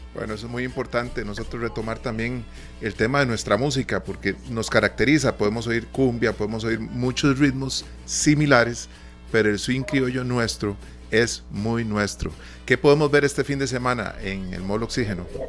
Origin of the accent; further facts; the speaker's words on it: Costa Rica; Nosotros como costarricenses